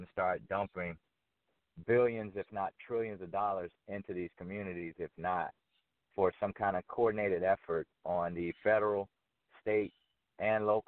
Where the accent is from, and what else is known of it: Fort Myers, Florida, United States; born or raised there; moved away as an adult; also born or lived in New York; now in Atlanta, United States